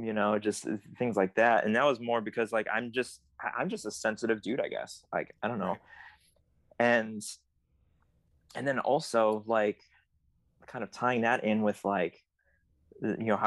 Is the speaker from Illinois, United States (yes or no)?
yes; Chicago, Illinois, United States; I grew up in the suburbs, so it's not like I was driving downtown Chicago a lot